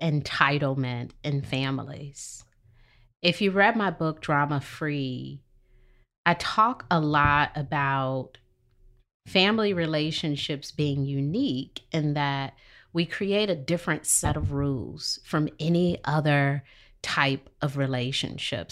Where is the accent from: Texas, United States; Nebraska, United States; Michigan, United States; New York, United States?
Michigan, United States; Detroit; moved away as an adult; now in Charlotte, United States; I'm from Detroit, and, you know, Detroit has litter on the streets.